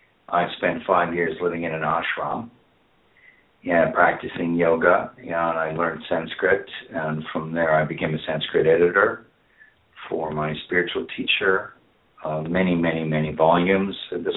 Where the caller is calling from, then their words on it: Ireland; I'm calling from Ireland.